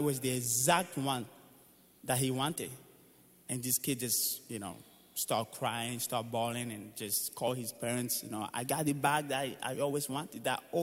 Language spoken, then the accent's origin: English; Benin; moved away; I was born in Benin, Africa, and my dad was a tennis coach